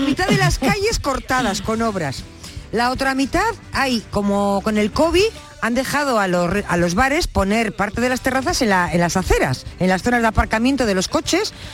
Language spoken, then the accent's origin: Spanish; Casariche, Andalusia, Spain; soy de un pueblo de la provincia de Sevilla, en la zona de la Sierra Sur de, de Estepa. Eh, soy de Casariche